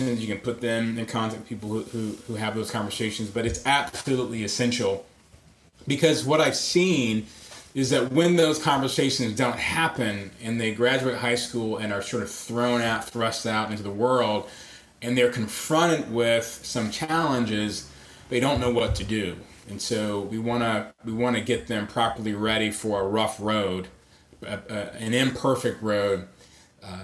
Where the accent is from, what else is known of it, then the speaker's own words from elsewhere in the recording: Atlanta, Georgia, United States; moved away; also born or lived in Grand Rapids; I was raised in Atlanta